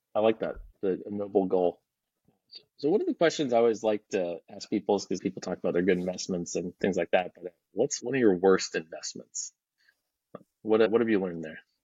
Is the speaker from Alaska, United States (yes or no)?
yes; Alaska, United States; now in Texas, United States; I live in Texas. I'm, I'm from Alaska